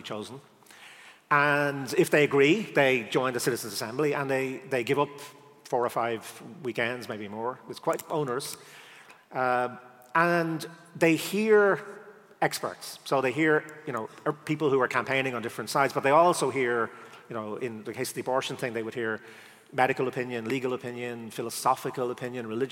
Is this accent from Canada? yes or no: no; Ireland; as an Irish person